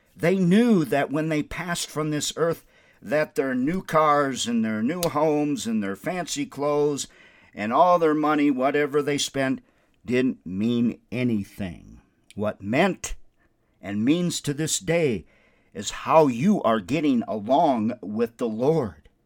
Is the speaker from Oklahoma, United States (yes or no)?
no; Windom, Minnesota, United States; also born or lived in South Bend, Indiana; now in Albuquerque, United States; My hometown is Wyndham, Minnesota